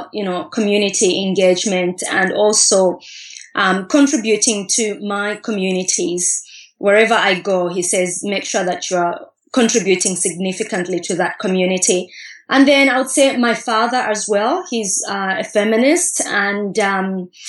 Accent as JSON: {"language": "English", "town": "Katete", "region": "Eastern Province", "country": "Zambia", "tie": "born or raised there", "said": "growing up in Katete"}